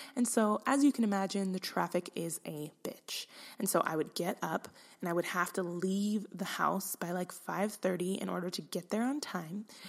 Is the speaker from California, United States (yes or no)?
yes; Fairfield, California, United States; moved away as an adult; also born or lived in San Diego / Sacramento; I grew up around, like, Napa, California. Fa, I'm from Fairfield